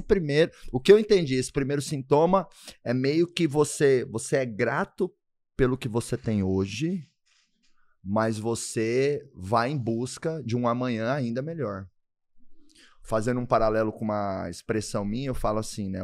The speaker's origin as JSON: {"language": "Portuguese", "town": "Doverlândia", "region": "Goiás", "country": "Brazil", "tie": "born or raised there", "moved": "yes", "said": "Deus me abençoou demais de nascer em Doverlândia"}